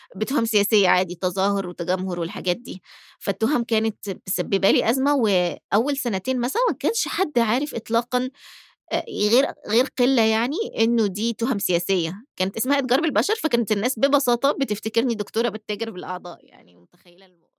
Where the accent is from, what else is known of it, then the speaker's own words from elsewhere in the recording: Egypt; also born or lived in United States; أنا طول ما أنا في مصر آه، بتعامل كمصرية مش كأمريكية